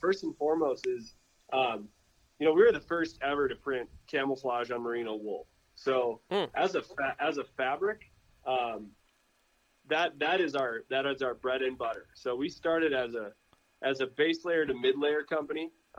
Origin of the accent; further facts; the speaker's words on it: Midwest, United States; like, we grew up with in the Midwest, like those wool rich outer layers